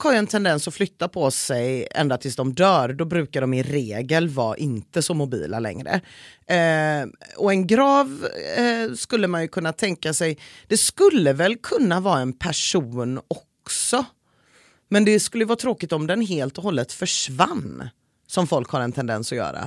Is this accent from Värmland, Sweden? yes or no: no; Gothenburg, Västra Götaland, Sweden; att vara göteborgare